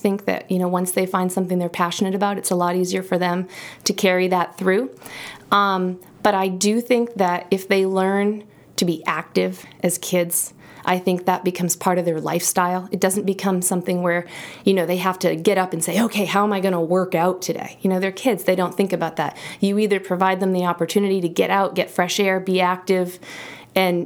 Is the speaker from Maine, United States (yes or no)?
yes; Auburn, Maine, United States; also born or lived in Idaho; now in Sugarloaf, United States; I grew up in Auburn, and so, you know, it was very close